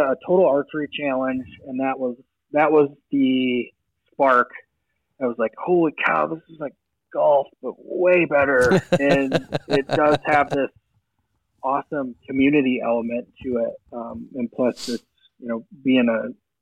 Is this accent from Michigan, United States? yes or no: yes; Michigan, United States; I grew up in Michigan